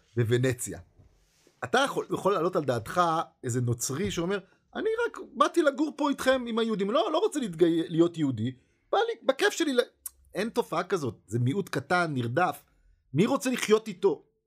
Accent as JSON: {"language": "Hebrew", "country": "Israel", "said": "אנחנו כישראלים"}